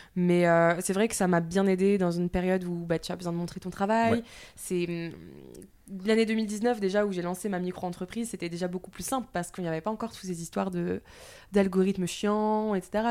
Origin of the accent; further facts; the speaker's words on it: southern France, France; accent: du sud; J'ai l'accent du sud qui est revenu